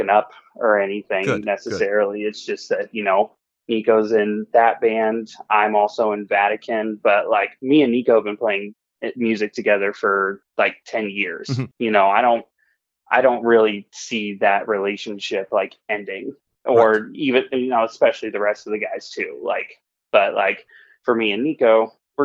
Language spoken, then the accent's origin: English; Indianapolis, Indiana, United States; we're from Indianapolis